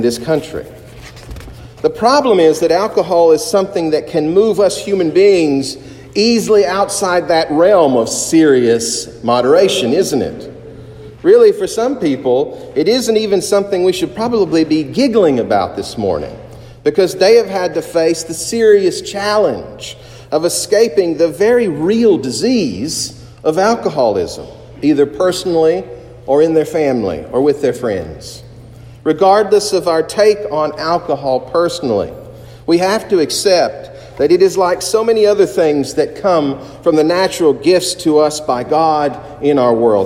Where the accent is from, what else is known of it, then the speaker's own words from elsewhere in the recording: Eastern Kentucky, United States; I was raised in Baptist and Pentecostal churches in Eastern Kentucky